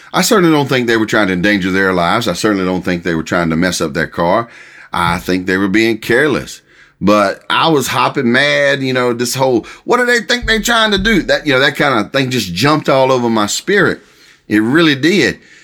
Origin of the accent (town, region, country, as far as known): United States